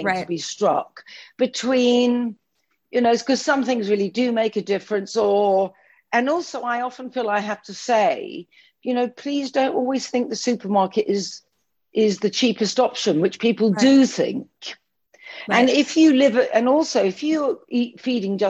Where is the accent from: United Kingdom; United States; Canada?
United Kingdom; London; I'm a Londoner and I'm in central London